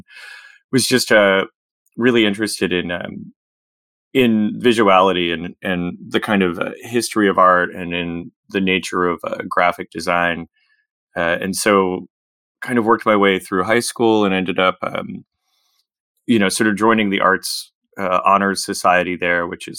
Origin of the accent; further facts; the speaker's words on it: Virginia, United States; I grew up kind of in the Shenandoah Valley, between Winchester, Virginia, and Front Royal, Virginia, on a farm there, a small farm.